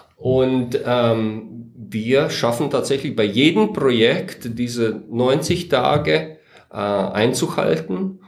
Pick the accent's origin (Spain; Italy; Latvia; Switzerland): Latvia; German is a second language; moved away as an adult; also born or lived in Riga, Latvia / Weiden in der Oberpfalz, Germany; now in Germany; bin 1975 geboren in Lettland